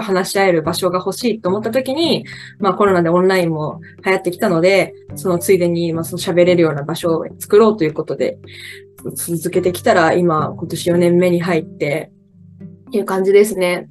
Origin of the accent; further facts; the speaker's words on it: Kochi, Japan; 春から地元高知県に帰って